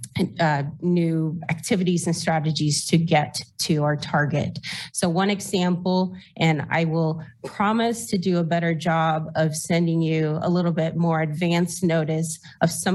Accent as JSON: {"language": "English", "country": "Costa Rica", "tie": "born or raised there", "moved": "as an adult", "lives_now": "Lawrence, United States", "said": "I was born and raised in Costa Rica"}